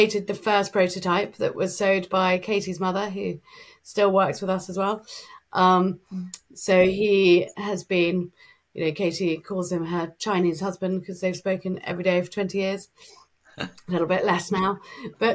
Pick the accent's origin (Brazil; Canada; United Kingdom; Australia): United Kingdom; England; we're English